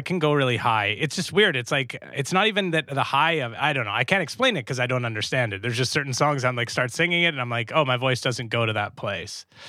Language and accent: English; Canada; I'm, of course, Canadian